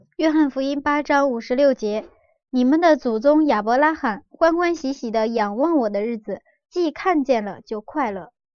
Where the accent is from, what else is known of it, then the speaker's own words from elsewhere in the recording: China; 我们中国人